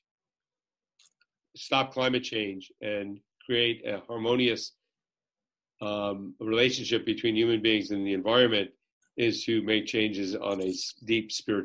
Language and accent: English; Jersey City, New Jersey, United States; I was born in Jersey City